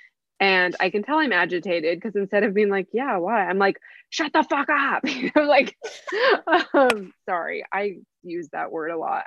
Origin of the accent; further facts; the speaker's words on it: San Diego, California, United States; I am born and raised in San Diego